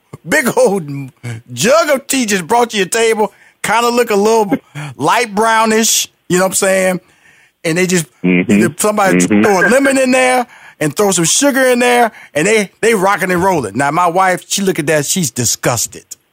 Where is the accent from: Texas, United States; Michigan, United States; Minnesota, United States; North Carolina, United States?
Texas, United States; Houston; I'm from Houston, Texas, big barbecue country.